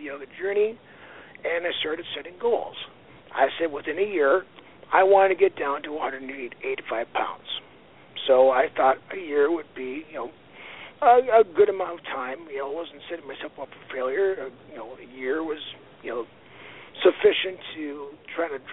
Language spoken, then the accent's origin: English; Aberdeen, South Dakota, United States; now in Sioux Falls, United States; I grew up in Aberdeen, South Dakota